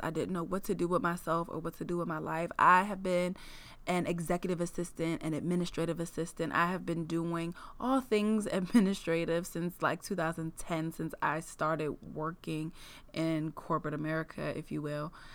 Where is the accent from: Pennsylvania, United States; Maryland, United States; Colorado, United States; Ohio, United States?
Maryland, United States; Prince George's County; born or raised there; moved away as an adult; also born or lived in Los Angeles